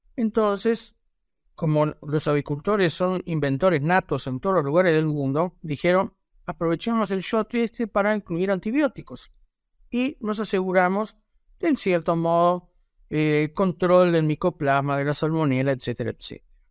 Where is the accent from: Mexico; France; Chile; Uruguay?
Uruguay; aquí en mi país, en Uruguay